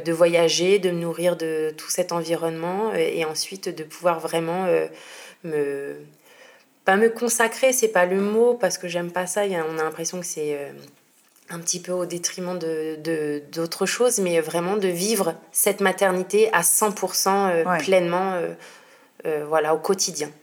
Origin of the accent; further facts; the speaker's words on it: Normandy, France; moved away as an adult; now in Marseille, France; J'habite à Marseille, mais je suis normande à la base.